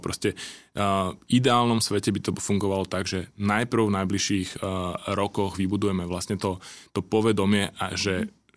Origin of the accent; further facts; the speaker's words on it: Senec, Bratislava Region, Slovakia; ja keď som zo Senca